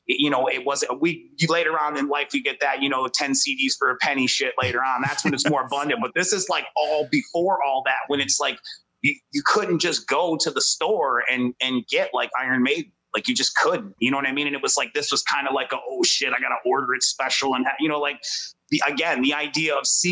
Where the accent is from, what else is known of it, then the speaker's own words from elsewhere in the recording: Detroit, Michigan, United States; we grew up in the city